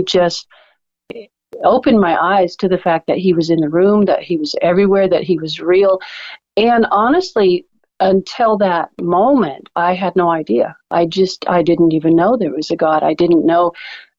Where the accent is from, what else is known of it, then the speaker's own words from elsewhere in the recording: Alaska, United States; now in Oklahoma, United States; I grew up in Alaska